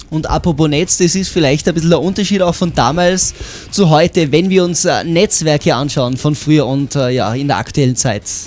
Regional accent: Tyrol, Austria; bei uns in Tirol

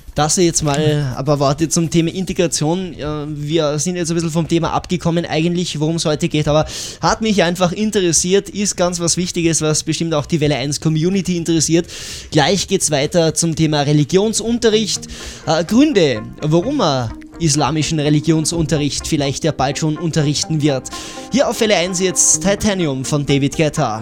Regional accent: Tyrol, Austria; hier bei uns in Tirol

